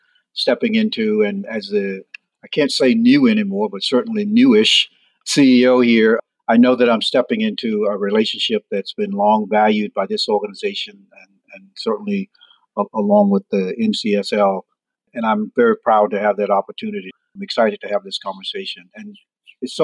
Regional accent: Chesterfield, South Carolina, United States; born or raised there; moved away as an adult

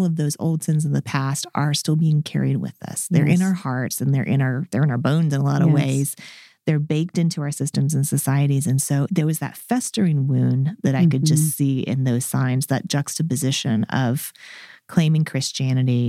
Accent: Georgia, United States; I grew up in Georgia

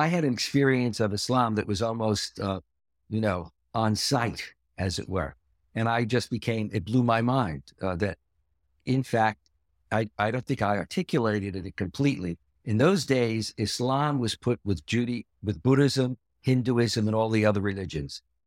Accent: New York City, New York, United States; I was born and raised in Brooklyn

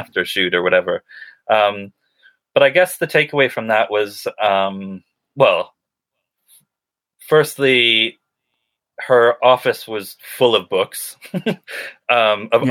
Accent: Western Massachusetts, United States; now in United Kingdom; I grew up in New England in kind of Western Massachusetts

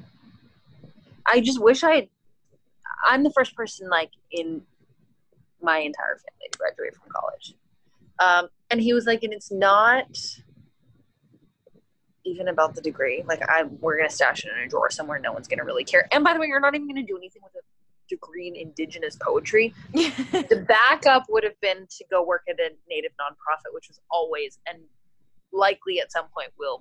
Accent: Canada; now in United States; as a Canadian citizen

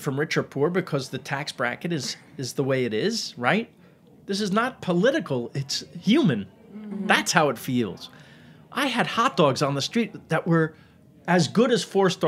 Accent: New York, United States; moved away; I'm from New York. Half my life, New York. I'm a New Yorker. Maybe you can hear.

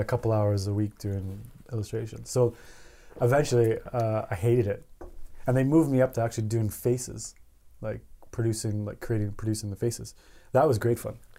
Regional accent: Edmonton, Alberta, Canada; also born or lived in Beaumont, Alberta; I'm from, I'm from Canada. I was born in a town called Edmonton, Alberta. Um, and basically raising this town.

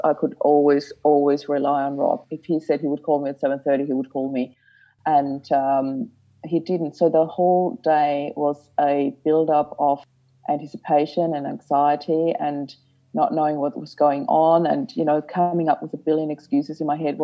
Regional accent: Austria; moved away as an adult; now in Australia; I'm originally from Austria

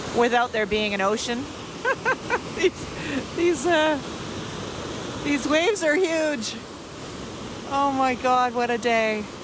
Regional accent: Kingston, Ontario, Canada; I spent a number of years growing up in Kingston, Ontario

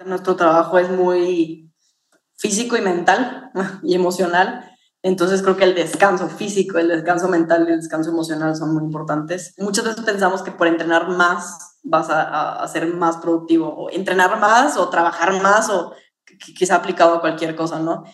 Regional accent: Mexico; como mexicanos

